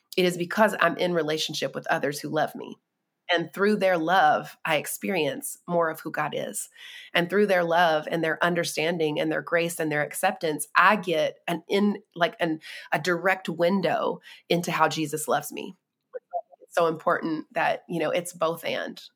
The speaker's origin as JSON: {"language": "English", "region": "North Carolina", "country": "United States", "tie": "born or raised there", "said": "I was born and raised in North Carolina"}